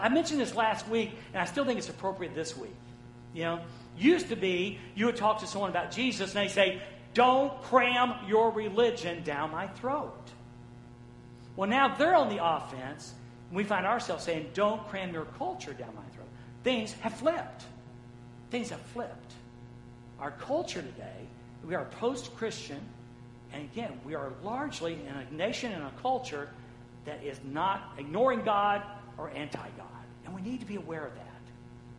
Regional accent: the American South, United States; as a Southerner

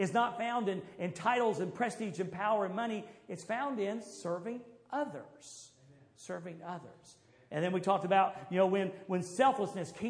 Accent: the South, United States; I was from the South

